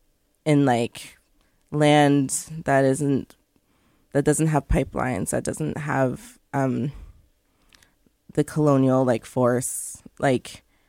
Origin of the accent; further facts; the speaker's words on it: Aamjiwnaang First Nation, Ontario, Canada; I'm from the Amjanong First Nation.